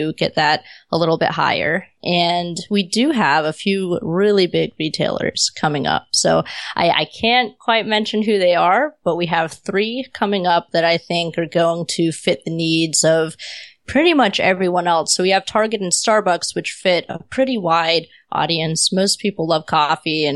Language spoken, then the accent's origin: English; Pensacola, Florida, United States; moved away as an adult; now in San Diego, United States; I was still in my hometown at the time. I had been there forever